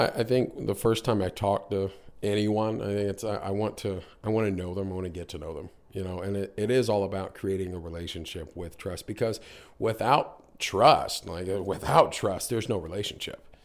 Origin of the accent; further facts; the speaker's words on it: North Carolina, United States; moved away as an adult; also born or lived in Niagara Falls, Canada; now in Canada; grew up, uh, most of my life in North Carolina